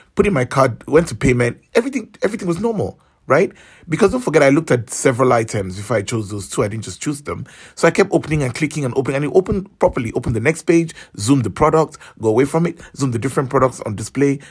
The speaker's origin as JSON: {"language": "English", "country": "Nigeria", "said": "I'm from Nigeria"}